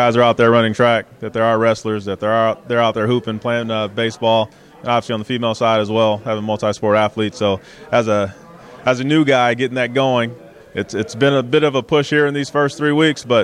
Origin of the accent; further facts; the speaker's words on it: Los Angeles, California, United States; moved away as an adult; now in Texas, United States; I grew up in Los Angeles, California